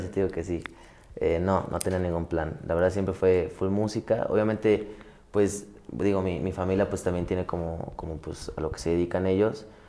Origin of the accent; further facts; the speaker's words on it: Mexico City, Mexico; Yo soy de la Ciudad de México, yo nací en la Ciudad de México.